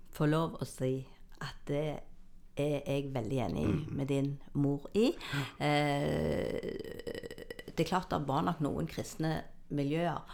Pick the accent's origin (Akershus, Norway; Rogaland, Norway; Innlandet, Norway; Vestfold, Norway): Rogaland, Norway; Jæren; jeg er oppvokst på Jæren, på gård.